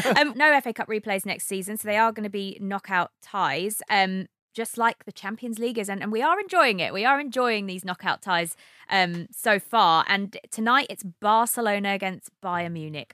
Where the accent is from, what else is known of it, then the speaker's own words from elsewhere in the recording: Brighton, South East England, United Kingdom; I'm from Brighton